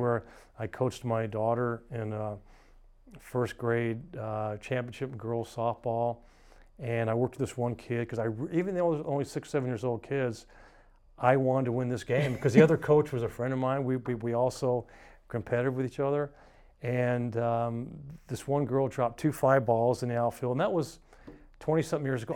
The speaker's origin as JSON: {"language": "English", "town": "Atlanta", "region": "Georgia", "country": "United States", "tie": "born or raised there", "moved": "yes", "said": "I grew up in Atlanta"}